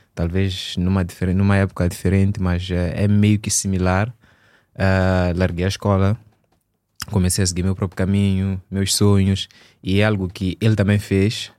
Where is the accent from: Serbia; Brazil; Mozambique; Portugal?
Mozambique; Maputo; also born or lived in Eswatini; eu sou de Maputo, sou natural de Maputo